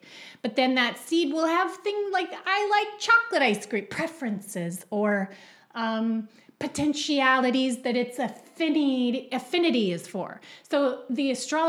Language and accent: English; Ottawa, Ontario, Canada; We're both Canadian and I was born in Ottawa.